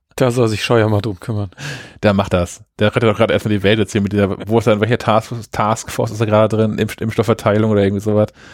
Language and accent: German; Germany; ich nicht einfach als, als Deutscher jetzt einen Handyvertrag in Österreich abschließen darf.